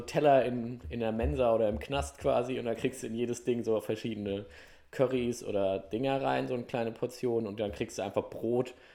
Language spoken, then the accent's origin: German; Hesse, Germany; ich bin ja auch gebürtig der Hesse